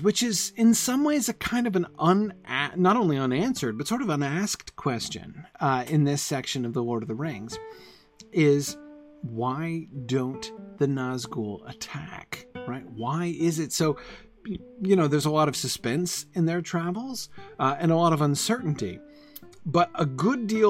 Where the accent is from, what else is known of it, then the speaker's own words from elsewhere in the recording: New England, United States; moved away as an adult; I moved away from New England in 96. And I was out of the New England region for more than 20 years. And it was weird coming back